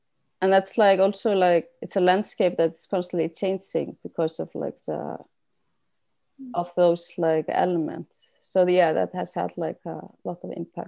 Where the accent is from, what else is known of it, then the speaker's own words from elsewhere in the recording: Iceland; moved away; I haven't lived in Iceland for like 20 years